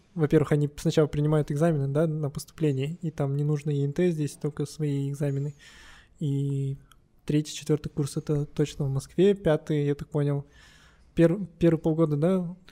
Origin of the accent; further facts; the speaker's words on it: Kostanay, Kostanay Region, Kazakhstan; also born or lived in Moscow, Russia; now in Astana, Kazakhstan; я вообще родом из Кустаная